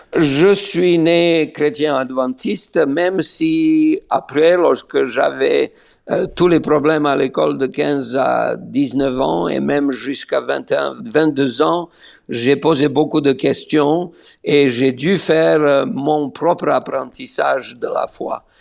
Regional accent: Niš, Serbia; moved away as an adult; also born or lived in Belgrade; now in Israel; je suis né à Niche

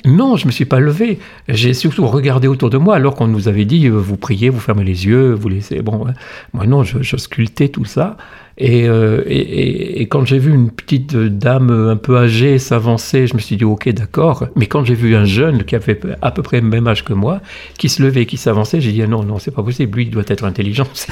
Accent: the Nord, Hauts-de-France, France; also born or lived in Alsace / Monaco / Dunkirk; now in Valence, France; je suis originaire du Nord

